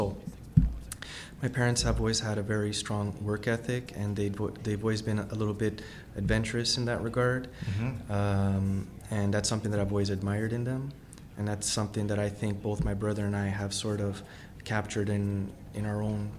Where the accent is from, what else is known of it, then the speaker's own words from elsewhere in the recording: Ontario, Canada; I love the fact that I was born in Canada. I think Canada is an amazing country.